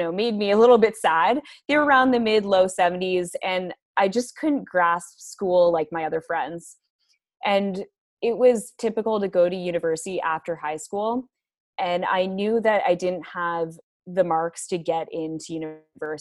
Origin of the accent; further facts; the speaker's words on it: Toronto, Ontario, Canada; moved away as an adult; now in Bracebridge, Canada; I am from Toronto. I moved to Bracebridge about 5 years ago